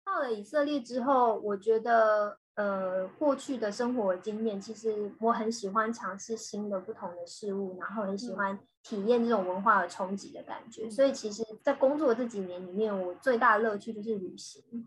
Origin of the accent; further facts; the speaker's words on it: Changhua, Changhua County, Taiwan; moved away as an adult; also born or lived in Beijing / Shanghai / Singapore; now in Israel; 我现在呢，我是住在以色列，呃，我是台湾土生土长的台湾人这样，然后我是嗯。彰化的小孩